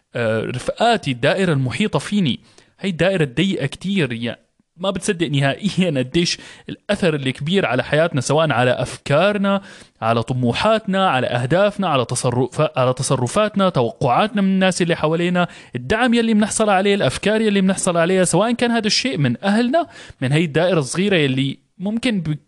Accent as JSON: {"language": "Arabic", "country": "Syria", "moved": "yes", "said": "انا انا طلعت من من سوريا بلد كان فيها حرب"}